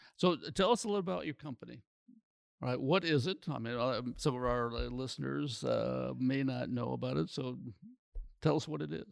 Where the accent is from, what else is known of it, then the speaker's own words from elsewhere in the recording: Iowa, United States; moved away; back in my homeland, up in Iowa